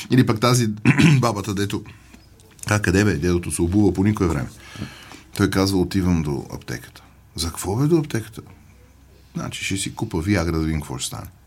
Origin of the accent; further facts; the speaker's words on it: Bulgaria; И аз съм българин, не съм македонец.